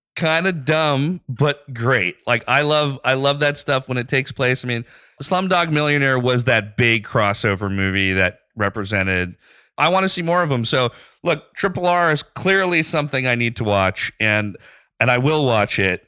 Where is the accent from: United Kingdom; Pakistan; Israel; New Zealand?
Pakistan; moved away as an adult; also born or lived in Dubai / Bangladesh; now in United States; spent most of my ten years from being a kid through senior year of high school in Pakistan